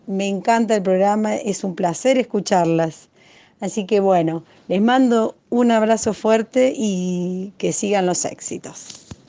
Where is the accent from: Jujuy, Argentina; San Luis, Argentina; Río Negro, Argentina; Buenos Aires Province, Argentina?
Buenos Aires Province, Argentina; Junín; moved away as an adult; now in Córdoba, Argentina; nací en Junín, y hace un año que me vine a vivir a Córdoba